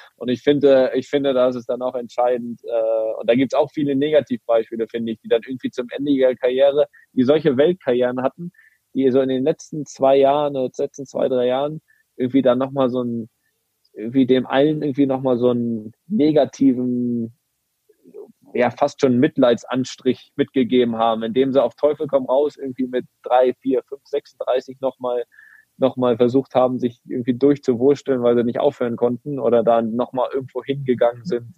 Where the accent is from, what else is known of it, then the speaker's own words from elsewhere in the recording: Greifswald, Mecklenburg-Vorpommern, Germany; moved away; in Greifswald in meiner Heimat